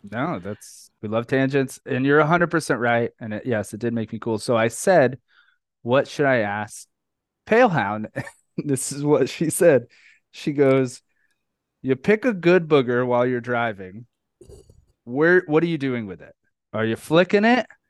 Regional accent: New York, United States; now in Florida, United States; I live in Florida now, but I love New York. I'm from New York

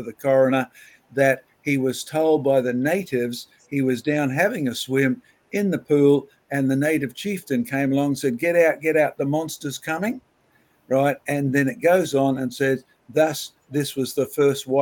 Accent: Scotland, United Kingdom; Scotland, my home country

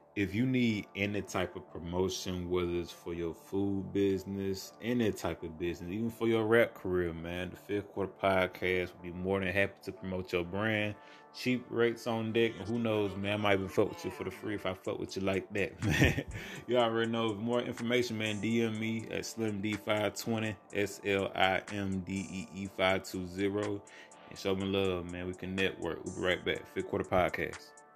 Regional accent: Albany, United States; my hometown in Albany

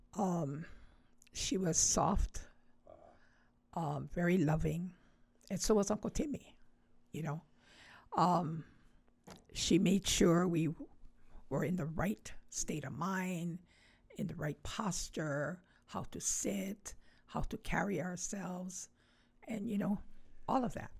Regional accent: Honolulu, Hawaii, United States; I grew up right across the track field of Kaimukee High School

